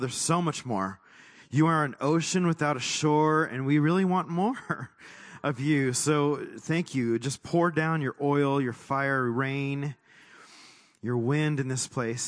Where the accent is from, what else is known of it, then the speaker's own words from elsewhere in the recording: Texas, United States; moved away; also born or lived in California; I was born in Texas